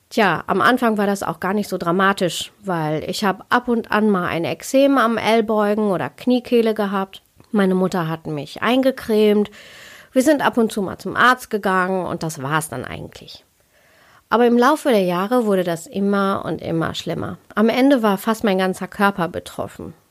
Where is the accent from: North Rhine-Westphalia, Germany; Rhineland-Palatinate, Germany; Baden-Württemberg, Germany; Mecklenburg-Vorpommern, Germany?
North Rhine-Westphalia, Germany; Ich bin in Deutschland geboren und aufgewachsen. Also ich bin ein Kind des Ruhrpots. Und meine Eltern, die kommen aus Kerala, aus Südindien.